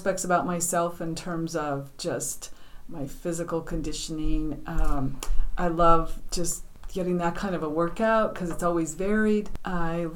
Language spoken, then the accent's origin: English; Denver, Colorado, United States; moved away as an adult; now in New Hampshire, United States; growing up in Colorado. We had some friends that lived across the street from us in Denver